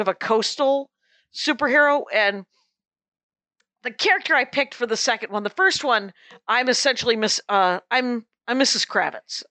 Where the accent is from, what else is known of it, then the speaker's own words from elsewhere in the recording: South Milwaukee, Wisconsin, United States; my hometown of South Milwaukee, Wisconsin